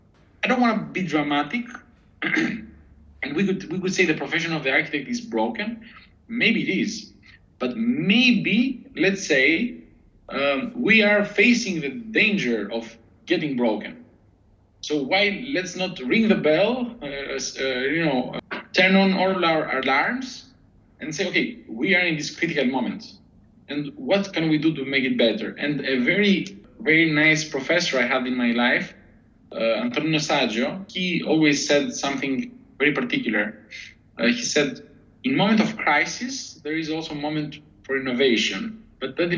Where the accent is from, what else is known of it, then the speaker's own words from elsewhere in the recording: Albania; moved away; also born or lived in Athens, Greece; we're a tough country. We're hardworking people